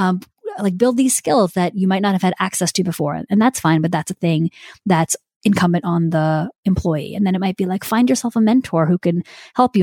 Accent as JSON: {"language": "English", "country": "India", "said": "I'm Indian"}